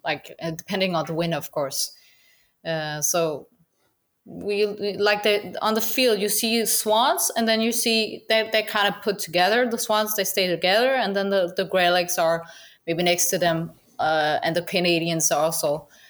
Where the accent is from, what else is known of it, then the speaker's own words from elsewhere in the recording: Denmark; English is a second language; I was born in Denmark